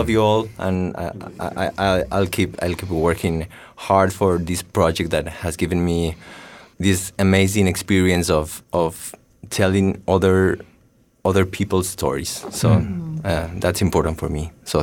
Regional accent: Ecuador; moved away; I grew up in a rural town

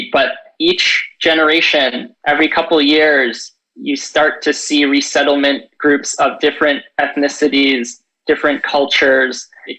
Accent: Chicago, Illinois, United States; now in San Diego, United States; Actually, I'm from Chicago. And so I moved here about 12 years ago. And when I came to San Diego, I really didn't know the history of San Diego

